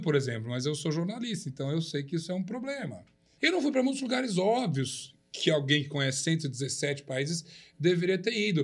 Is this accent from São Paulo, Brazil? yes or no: yes; São Paulo, Brazil; also born or lived in Uberaba, Minas Gerais; eu já morava em São Paulo, sou mineiro de Beraba, mas eu já morava em São Paulo, cresci aqui